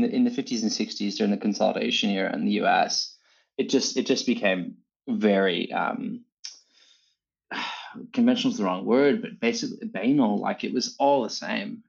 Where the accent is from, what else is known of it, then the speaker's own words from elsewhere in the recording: Dallas, Texas, United States; moved away as an adult; now in Sydney, Australia; I grew up in Texas, uh, in Dallas, in, you know, city center.